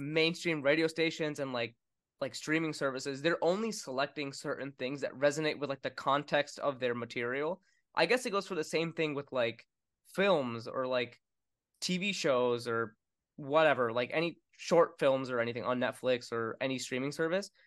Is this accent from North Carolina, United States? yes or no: yes; Winston-Salem, North Carolina, United States; also born or lived in New York; I was born in New York, and then we moved to Winston-Salem, North Carolina